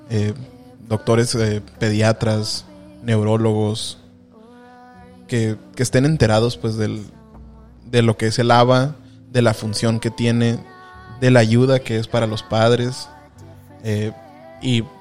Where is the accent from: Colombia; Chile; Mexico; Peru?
Mexico; Tijuana, Baja California; now in San Diego, United States; somos originarios de Tijuana, Baja California. Y hemos, eh, nos hemos desarrollado de manera profesional en lo que es en, en el área de San Diego.